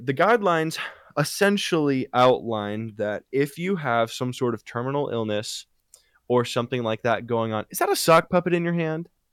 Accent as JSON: {"language": "English", "country": "United States", "tie": "born or raised there", "said": "there has been no extreme weather in, in my hometown"}